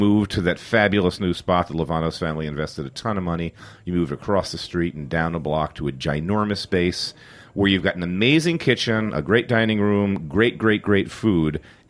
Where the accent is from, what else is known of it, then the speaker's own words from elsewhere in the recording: New York, United States; I'm from New York and I'm a New York chef